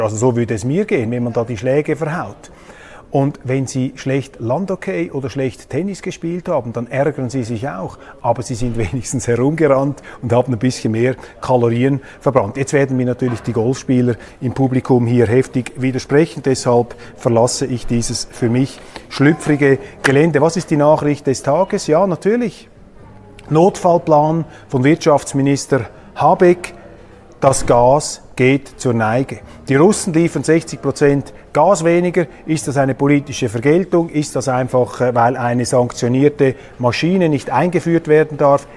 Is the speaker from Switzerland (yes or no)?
yes; Switzerland; ich bin als Schweizer